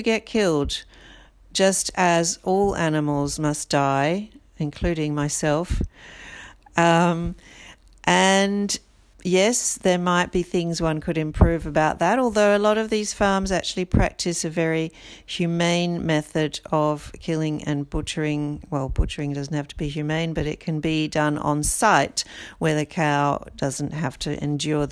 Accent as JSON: {"language": "English", "country": "Brazil", "tie": "born or raised there", "moved": "yes", "said": "I was born in Brazil and I feel a sense of loyalty and a sense of belonging to that country."}